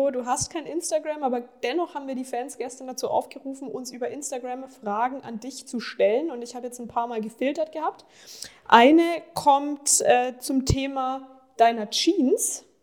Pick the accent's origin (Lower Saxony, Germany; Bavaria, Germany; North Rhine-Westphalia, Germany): Bavaria, Germany; Ingolstadt; born there; ich bin ja gebürtige Ingolstädterin.